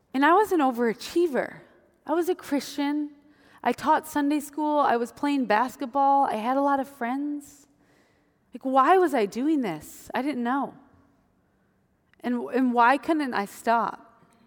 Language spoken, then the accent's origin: English; Wisconsin, United States; moved away; I grew up in Wisconsin